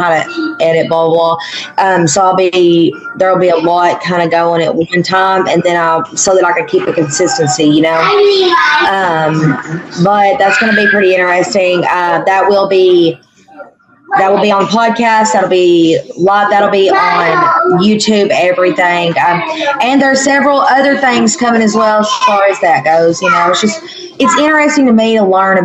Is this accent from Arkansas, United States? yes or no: yes; Manila, Arkansas, United States; Manila's my hometown